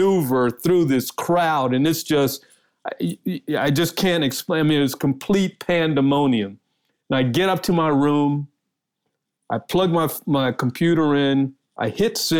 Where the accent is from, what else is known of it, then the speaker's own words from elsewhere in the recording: Washington, District of Columbia, United States; moved away; also born or lived in Dallas; my hometown of D.C.